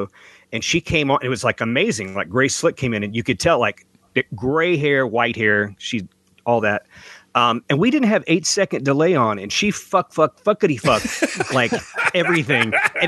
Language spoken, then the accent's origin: English; Middle Tennessee, United States; growing up in Middle Tennessee where I was not going to church.